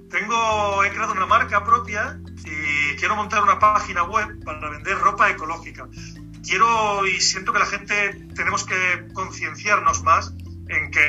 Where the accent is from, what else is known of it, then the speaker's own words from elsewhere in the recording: Cádiz, Andalusia, Spain; now in Albacete, Spain; Pues sí, sí, vivo Albacete, pero